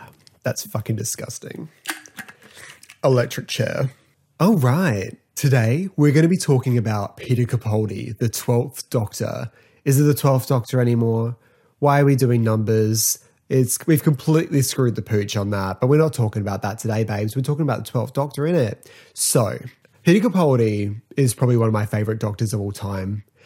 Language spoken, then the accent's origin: English; Australia; I'm from Australia